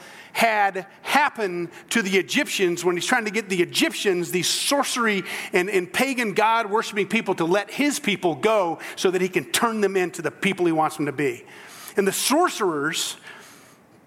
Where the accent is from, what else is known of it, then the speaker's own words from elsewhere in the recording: South Central Georgia, United States; moved away; I'm from South Central Georgia originally, below the gnat line